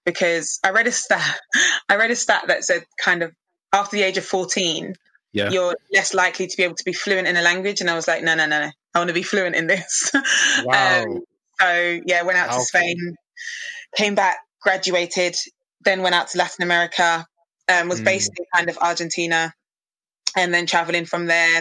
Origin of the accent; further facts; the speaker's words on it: London, United Kingdom; I'm from East London.